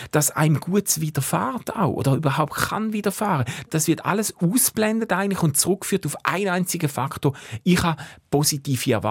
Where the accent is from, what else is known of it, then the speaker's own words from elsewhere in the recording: Switzerland; all die Privilegien, die ich habe, all die Möglichkeiten, wo mir als Schweizer geben werden